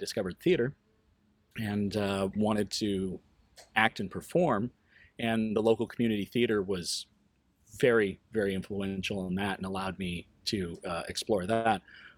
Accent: Quad Cities, United States; also born or lived in East Coast; Started out in the Quad Cities in the late 70s, early 80s. And then through job changes with my father, we ended up moving quite a bit. We ended up on the East Coast

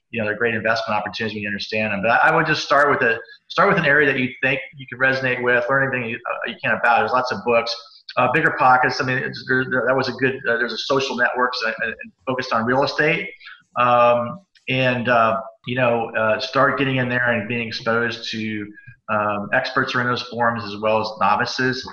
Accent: Cincinnati, Ohio, United States; I grew up in Cincinnati

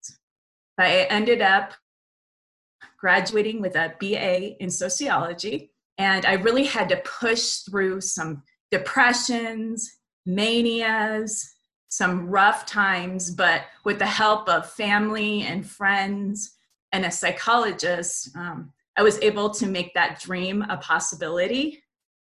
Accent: Las Vegas, Nevada, United States; the friendships that I've been able to make here in my hometown

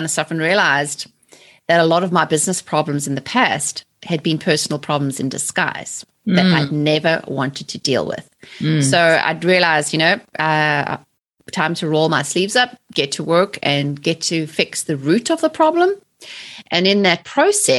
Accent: South Africa; moved away as an adult; also born or lived in England; now in United States; I'm originally from South Africa. So I was born and raised in South Africa in the 70s and the 80s and lived under apartheid

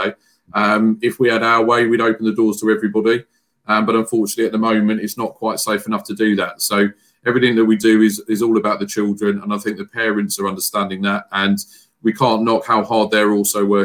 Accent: Frimley, South East England, United Kingdom; I'm originally from the Frimley area where I live

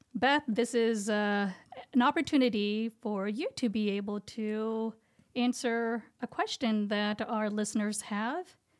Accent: India; English is a second language; moved away; Indian, woman, height, not having English is my first language

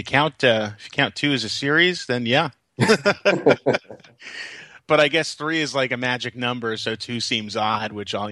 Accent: Brooklyn, New York, United States; there was a video rental store next to Kings Plaza in Georgetown, where I grew up in Brooklyn.

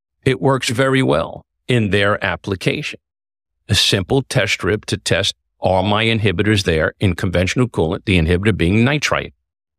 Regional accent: New York City, New York, United States; Bronx, born and raised.

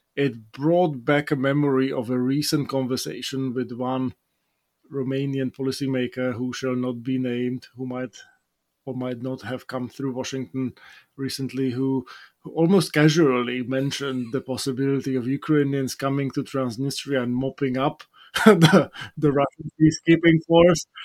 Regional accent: Bratislava, Bratislava Region, Slovakia; moved away; my first trip back to my hometown

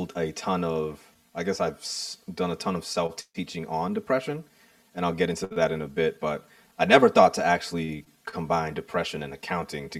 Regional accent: Boston, Massachusetts, United States; a young man growing up in the Boston area. So that's the area that I'm from.

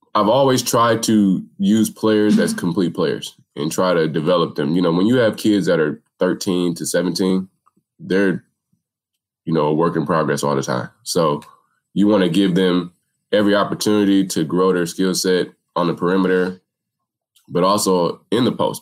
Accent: Minneapolis, Minnesota, United States; I grew up in Minneapolis. I've been here my whole life.

